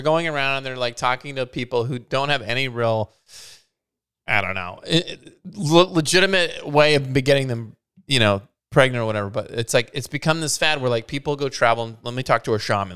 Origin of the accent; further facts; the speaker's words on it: Scotland, United Kingdom; as a Scottish individual